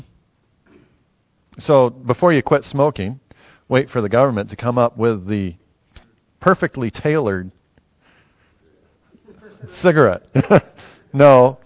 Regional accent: United States; now in New Zealand; As an American

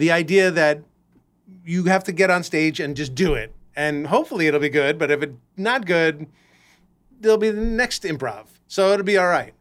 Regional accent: Los Angeles, California, United States; I grew up in Los Angeles

